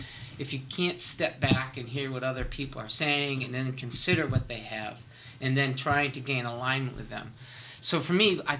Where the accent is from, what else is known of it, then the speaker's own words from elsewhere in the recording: Berkshire County, western Massachusetts, United States; I come from the Berkshire County areas out in western Massachusetts